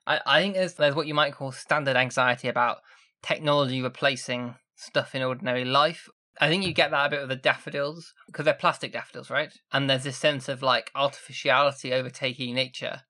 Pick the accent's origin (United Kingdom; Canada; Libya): United Kingdom; Sheffield, Yorkshire and the Humber; I'm from Sheffield